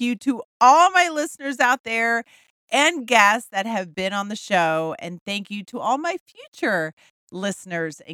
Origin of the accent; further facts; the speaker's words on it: Texas, United States; I'm a Texan